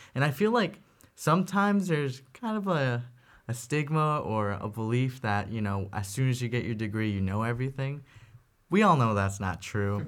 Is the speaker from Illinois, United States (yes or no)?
yes; Middle Park, Illinois, United States; I'm from Middle Park, Illinois.